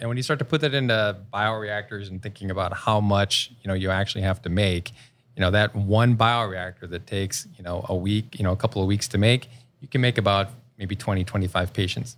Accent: Rochester, New York, United States; moved away as an adult; also born or lived in Cleveland, Ohio; I grew up in Rochester, New York, and, uh, I came out to Cleveland for school

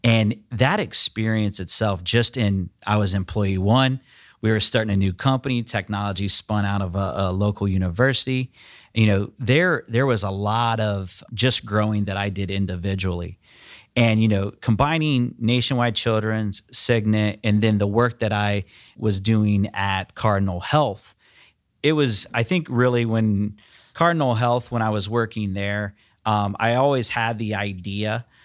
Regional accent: Lima, Ohio, United States; I'm from Ohio, actually Northwest Ohio, so I'm from Lima. grew up there, actually went to Elida High School there in Lima.

